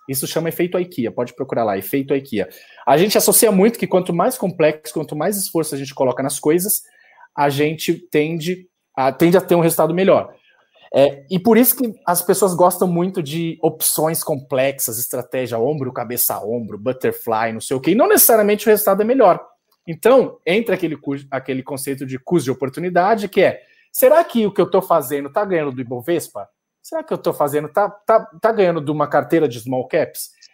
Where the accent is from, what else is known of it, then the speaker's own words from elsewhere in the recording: Brazil; a gente é brasileiro